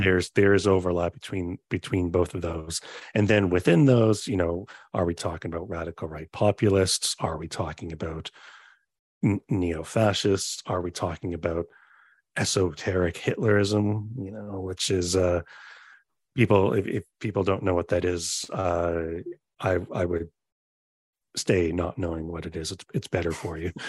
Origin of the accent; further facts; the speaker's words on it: Canada; where I'm from Canada, so that's obviously the world where I am from